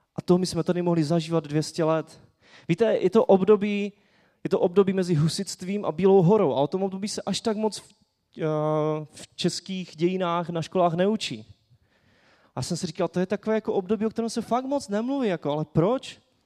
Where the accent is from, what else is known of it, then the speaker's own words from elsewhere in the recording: Czechia; jako Češi